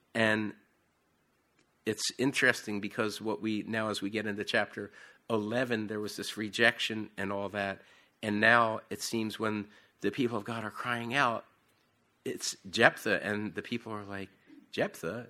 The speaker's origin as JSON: {"language": "English", "country": "United States", "accent": "Philadelphia or South Jersey", "moved": "as an adult", "lives_now": "York, United Kingdom", "said": "I have this, I don't know whether it's a Philadelphia or South Jersey accent"}